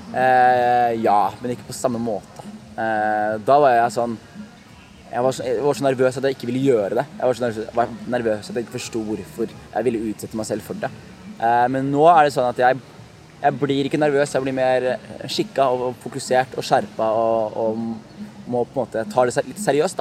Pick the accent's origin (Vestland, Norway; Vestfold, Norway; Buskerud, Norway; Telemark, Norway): Telemark, Norway; Skien; født og oppvokst i Skien. Eh, fra, fra et sted som heter Gulset i Skien